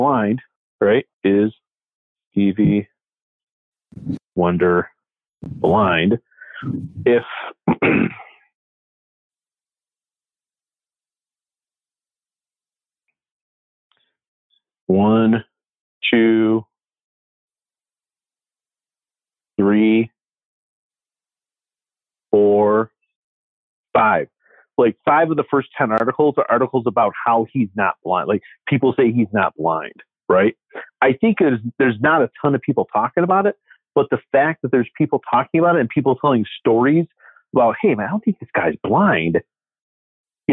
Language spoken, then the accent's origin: English; Detroit, Michigan, United States; I was born in 1973 in Detroit